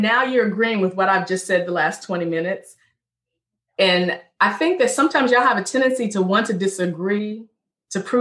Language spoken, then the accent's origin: English; Richmond, Virginia, United States; I'm born and raised in Richmond, Virginia.